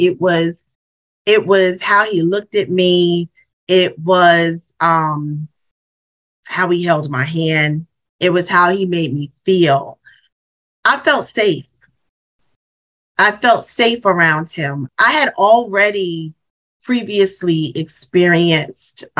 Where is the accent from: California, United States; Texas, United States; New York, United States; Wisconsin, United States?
New York, United States; Mount Vernon; also born or lived in Bronx, New York; I was born in Mount Vernon, New York